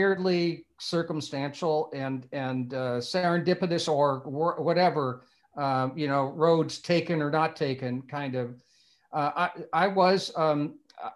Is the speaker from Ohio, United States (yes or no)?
no; Bloomington, Indiana, United States; moved away as an adult; also born or lived in Wilmette, Illinois / Hollywood; I grew up in Bloomington